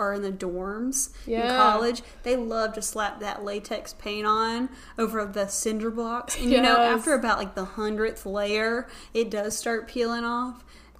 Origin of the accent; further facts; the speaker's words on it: Carolina Beach, North Carolina, United States; in my small hometown of Carolina Beach, North Carolina